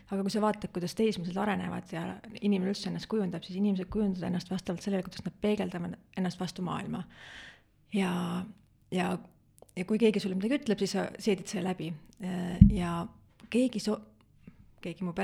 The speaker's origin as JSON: {"language": "Estonian", "town": "Valma", "region": "Viljandi County", "country": "Estonia", "tie": "born or raised there", "said": "jaa, ma olen hästi väikesest külast, kus on vähem kui sada inimest ja minu lapsepõlv mood-, möödus väga-väga turvalises keskkonnas."}